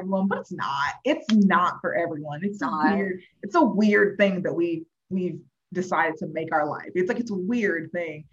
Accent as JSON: {"language": "English", "region": "Florida", "country": "United States", "tie": "born or raised there", "said": "I've just been in Florida my whole life."}